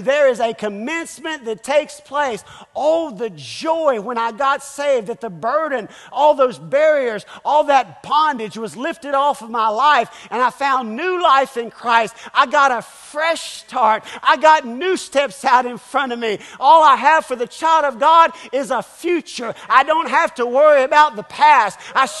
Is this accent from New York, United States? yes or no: no; North Carolina, United States; also born or lived in Springfield, Missouri; Well, I was born in Springfield, Missouri. I lived 6 long weeks in Springfield, Missouri, and then came to North Carolina.